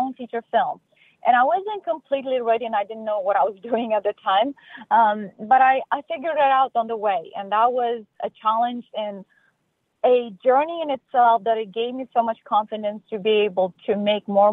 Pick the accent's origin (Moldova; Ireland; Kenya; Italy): Moldova; now in United States; I'm originally from Republic of Moldova. It's a smaller country in Eastern Europe